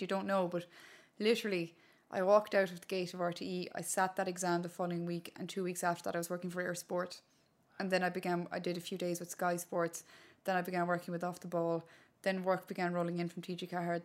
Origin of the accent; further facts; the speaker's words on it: Connemara, Connacht, Ireland; first language Irish; English is a second language; I was growing up in Connemara in a little village called Inheararua back in the day